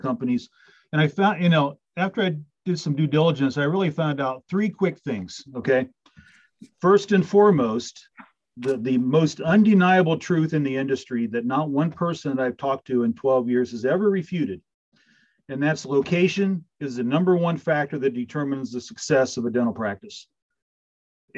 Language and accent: English; Adams County, Indiana, United States; moved away as an adult; also born or lived in Fort Wayne, Indiana / Huntington, Indiana; now in Central Ohio, United States; I was born in Fort Wayne, grew up in Adams County, went to Adams Central